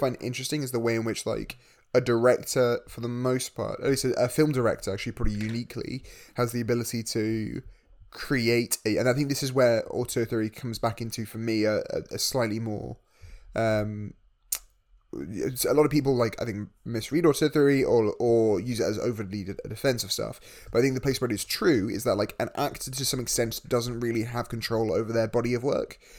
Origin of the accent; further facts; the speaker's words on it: United Kingdom; we're both British.